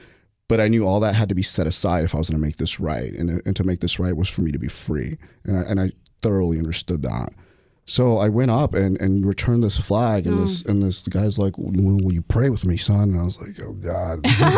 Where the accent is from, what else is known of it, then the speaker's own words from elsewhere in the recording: Lufkin, Texas, United States; I hated growing up in East Texas